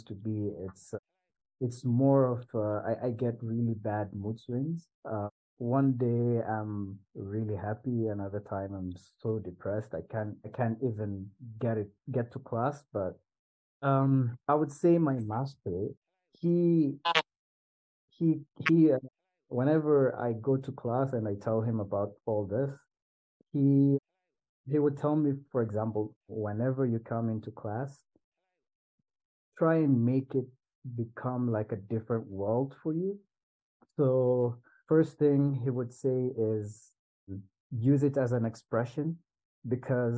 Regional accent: Swahili Coast, Kenya; I come from the Swahili coast in Kenya

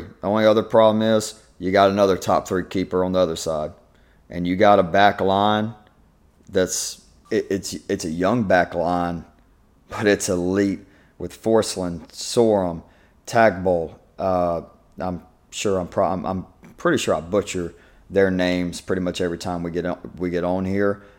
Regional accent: Georgia, United States; Y'all are from my home state. Y'all are from Georgia

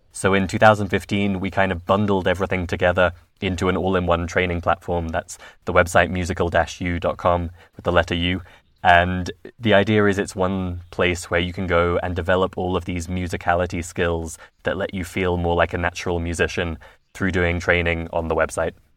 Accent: London, United Kingdom; I'm originally from London

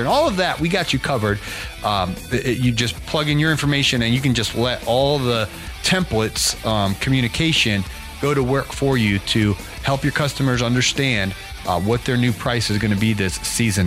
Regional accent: Ohio, United States; I grew up in Ohio

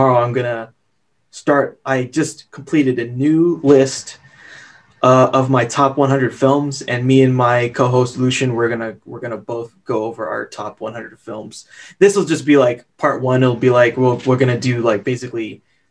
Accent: United States; I'm an American

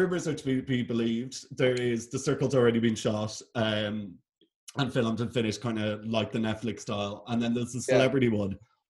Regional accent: Ireland; because we're Irish?

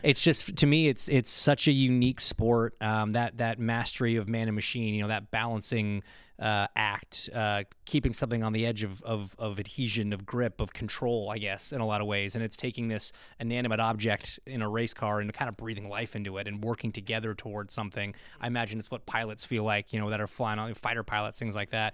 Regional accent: Toronto, Ontario, Canada; my hometown race in Toronto

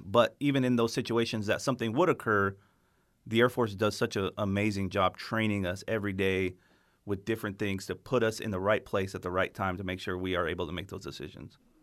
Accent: New Mexico, United States; moved away; I'm from New Mexico originally

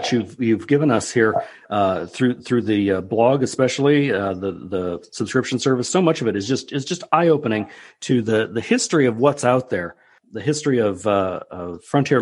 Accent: Nebraska, United States; I grew up in Nebraska

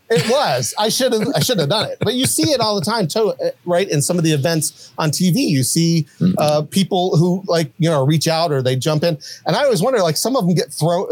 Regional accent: Huntington, West Virginia, United States; where I grew up in Huntington, West Virginia

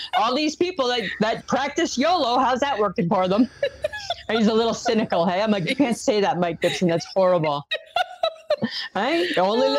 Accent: Ontario, Canada; moved away; I'm originally from Ontario.

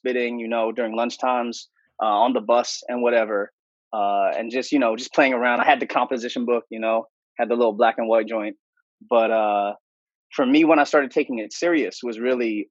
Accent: Delaware, United States; first language English; moved away as an adult; also born or lived in Connecticut; now in Los Angeles, United States; I actually did grow up in the Northeast, though. I grew up in Delaware and Connecticut, and then I made the move out to L.A. Like 7 to 8 years ago

